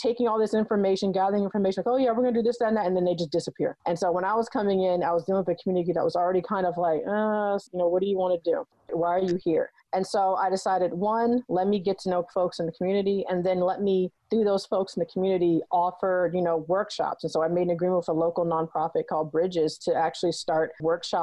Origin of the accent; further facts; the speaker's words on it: Florida, United States; moved away as an adult; when I moved back to Florida, I had to take almost an entire year just to kind of get into the community